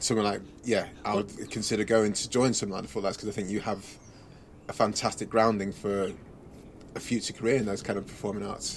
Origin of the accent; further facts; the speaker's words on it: England, United Kingdom; first language English; also born or lived in Nigeria; I was born in Nigeria. We came to England when I was like two years old.